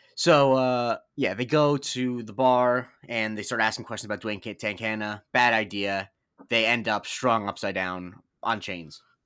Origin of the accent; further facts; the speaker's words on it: Florida, United States; I grew up in Florida